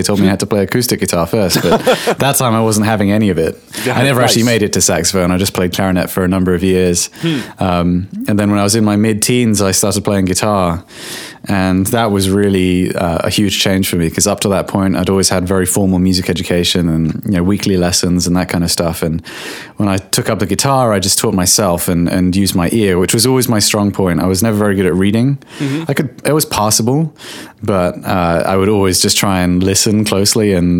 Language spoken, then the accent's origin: English; England, United Kingdom; I should add, I'm from England.